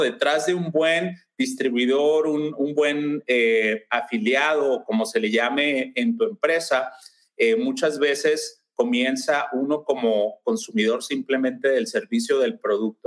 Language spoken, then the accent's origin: Spanish; Mexico; now in Lakewood, United States; yo soy mexicano, si ya se alcanzaron a percatar del acento, y, tengo eh, eh, ya la mayor parte de mi vida en Estados Unidos